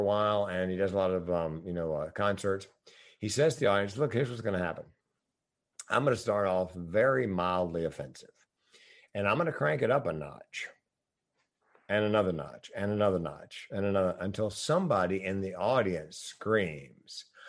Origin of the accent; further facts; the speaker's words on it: the South, United States; I'm from the South